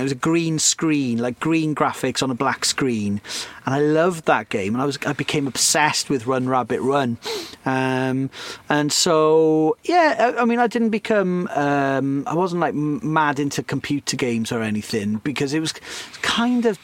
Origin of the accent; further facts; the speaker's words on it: Cardiff, Wales, United Kingdom; growing up in Cardiff in the mid to late 90s, you might well have ended up at one of my Houdini parties